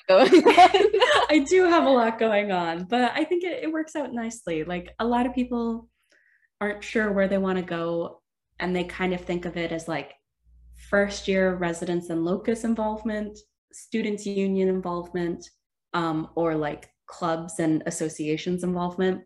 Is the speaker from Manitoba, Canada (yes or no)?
no; Sudbury, Ontario, Canada; moved away as an adult; now in Waterloo, Canada; I moved from my hometown of Sudbury, which is about five hours uh, north of Waterloo.